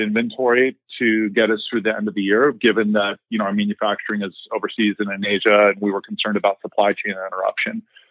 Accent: Columbus, Ohio, United States; also born or lived in Indiana; I am a Midwesterner, grew up in Columbus, Ohio

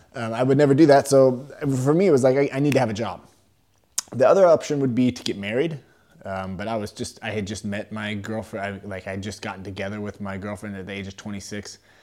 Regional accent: Sacramento, California, United States; moved away as an adult; now in Germany; I'm originally from California, uh, from Sacramento area

